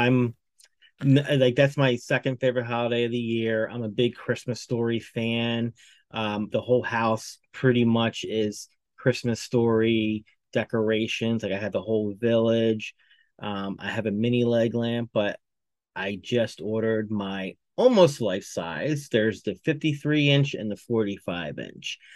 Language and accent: English; Ocean City, United States; growing up in Ocean City